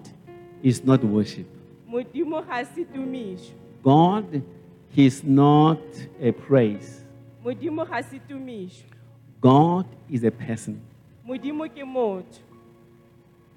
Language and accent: English; Cape Town, Western Cape, South Africa; I was raised by my grandmother. I was born in Cape Town, Guguletu.